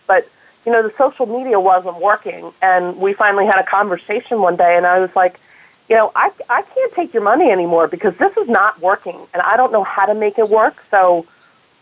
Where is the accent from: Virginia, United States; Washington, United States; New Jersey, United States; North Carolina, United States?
New Jersey, United States; moved away as an adult; also born or lived in London / New York / Hawaii / San Francisco Bay Area; I was born and raised in New Jersey, and now I'm back here